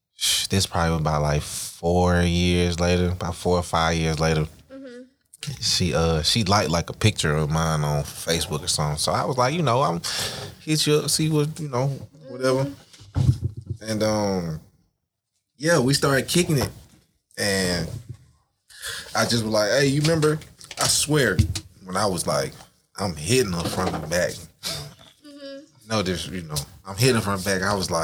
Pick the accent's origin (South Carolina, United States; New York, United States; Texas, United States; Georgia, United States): Georgia, United States; Flat Shoals; Now I'm from Flat Shows. I'm from the East.